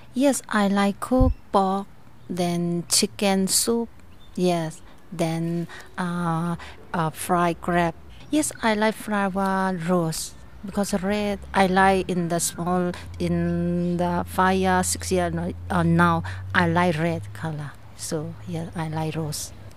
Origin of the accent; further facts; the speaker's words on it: Myanmar; English is a second language; now in Australia; I come from Myanmar.